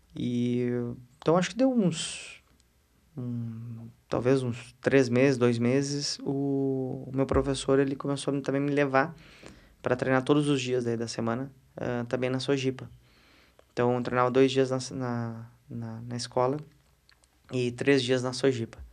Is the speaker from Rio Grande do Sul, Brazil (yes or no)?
yes; Porto Alegre, Rio Grande do Sul, Brazil; eu já nasci em Porto Alegre